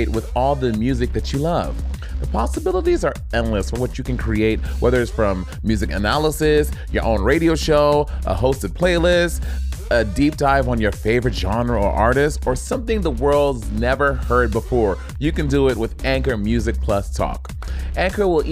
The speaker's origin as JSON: {"language": "English", "country": "St. Lucia", "said": "I'm St. Lucia"}